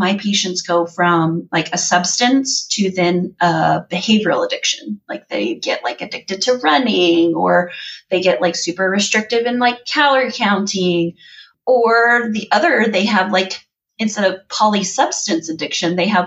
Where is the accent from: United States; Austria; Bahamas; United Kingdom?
United States; Midwest; growing up in the Midwest